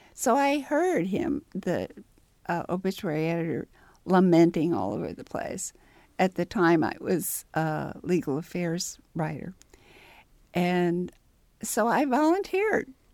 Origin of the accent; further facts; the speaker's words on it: Ellettsville, Indiana, United States; moved away as an adult; also born or lived in Bloomington, Indiana; at age five, we moved to Route Route one, Ellittsville. And I went through the Ellittsville schools.